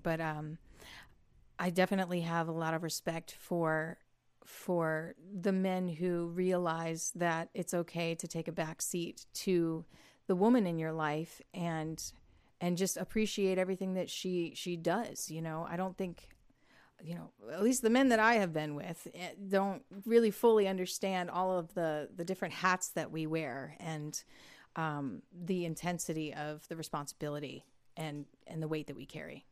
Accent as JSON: {"language": "English", "town": "Toledo", "region": "Ohio", "country": "United States", "tie": "born or raised there", "moved": "as an adult", "lives_now": "Nashville, United States", "said": "I grew up in Northwest Ohio in the Toledo area, like Sandusky, Port Clinton, Cedar Point."}